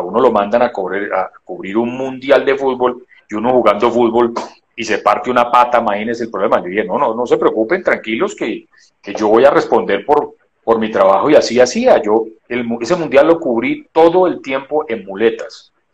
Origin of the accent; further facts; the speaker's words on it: Colombia; somos colombianos todos